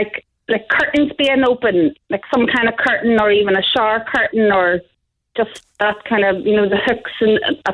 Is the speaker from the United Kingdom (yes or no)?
yes; Belfast, Northern Ireland, United Kingdom; now in Youghal, Ireland; I'm from Belfast.